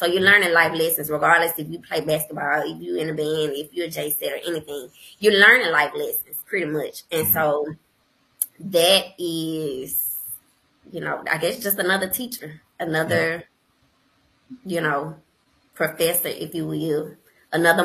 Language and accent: English; Jackson, Mississippi, United States; also born or lived in New York; growing up in Jackson, Mississippi